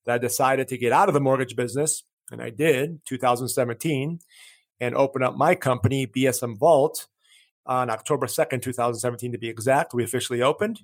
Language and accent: English; Chicago, Illinois, United States; first language Greek; English is a second language; moved away as an adult; also born or lived in San Diego, United States; now in Colorado, United States; I was born and raised in Chicago.